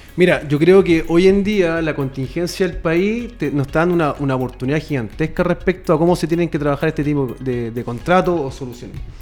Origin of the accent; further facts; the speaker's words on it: Chile; Aquí en Chile